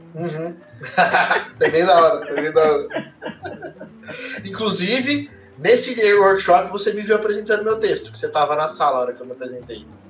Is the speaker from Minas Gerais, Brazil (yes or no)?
no; Mogi das Cruzes, São Paulo, Brazil; eu sou de Mogi das Cruzes